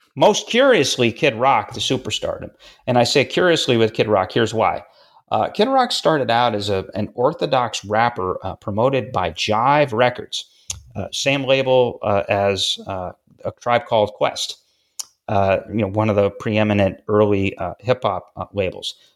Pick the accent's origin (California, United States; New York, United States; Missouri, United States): New York, United States; Syracuse; I grew up in Syracuse, New York.